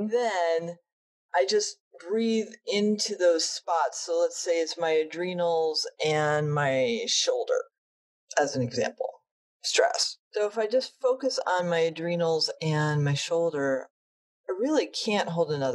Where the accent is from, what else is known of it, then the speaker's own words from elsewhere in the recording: New England, United States; I grew up in New England